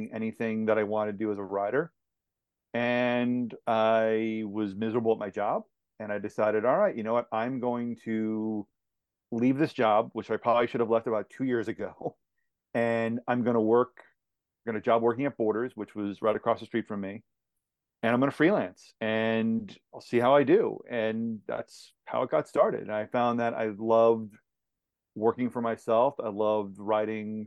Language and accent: English; Aberdeen, New Jersey, United States; also born or lived in Madison, Indiana; I lived in central New Jersey, Aberdeen, which is about 40 minutes outside of New York City, for about 20 years. And so, yeah, that was my upbringing.